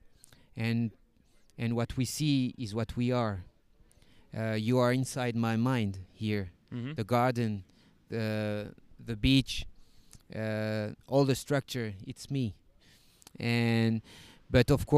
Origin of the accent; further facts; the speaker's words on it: Paris, Île-de-France, France; English is a second language; moved away as an adult; now in Mexico; I come from Paris, from the suburbs of Paris